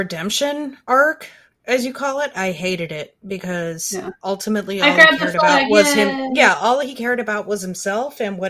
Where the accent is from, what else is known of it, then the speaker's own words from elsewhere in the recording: United States; I'm an American.